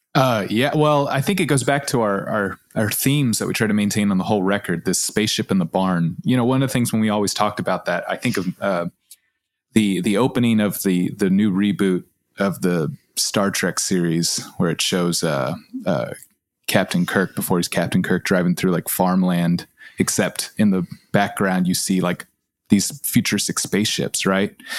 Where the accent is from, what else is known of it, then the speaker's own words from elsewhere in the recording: Austin, Texas, United States; Kath and I grew up in Austin